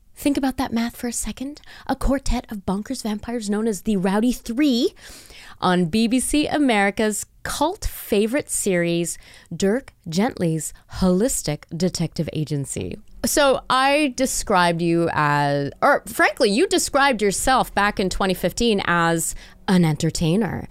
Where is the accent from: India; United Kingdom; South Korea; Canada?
Canada; growing up in Canada